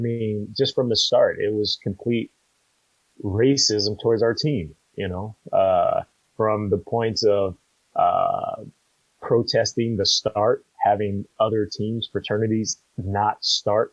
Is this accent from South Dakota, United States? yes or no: no; Compton, California, United States; I'm born and raised in Compton